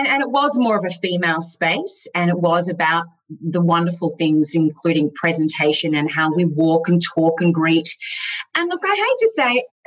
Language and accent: English; Gold Coast, Queensland, Australia; also born or lived in Melbourne; I was born in Melbourne, but moved to the gorgeous Gold Coast at a very young age and basically grew up there